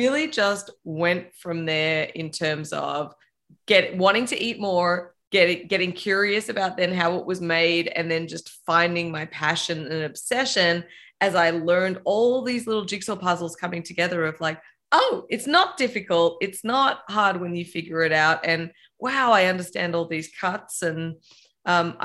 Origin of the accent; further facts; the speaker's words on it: Melbourne, Victoria, Australia; moved away; I grew up in Australia in a pretty, you know, big city in Melbourne, 4 million people